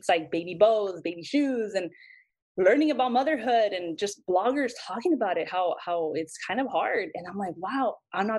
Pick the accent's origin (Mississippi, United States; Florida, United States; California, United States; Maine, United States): California, United States; Santa Paula; moved away as an adult; now in Los Angeles, United States; I grew up in Santa Paula